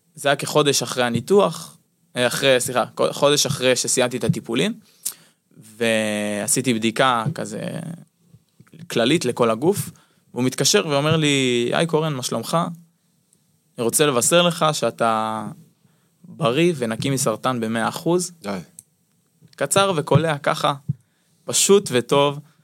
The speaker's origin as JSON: {"language": "Hebrew", "area": "Jezreel Valley", "region": "Northern District", "country": "Israel", "tie": "born or raised there", "said": "לאולם שאני גדלתי בו בתור ילד, בתור נער בעמק יזרעאל שמשחק כדורסל במועדון"}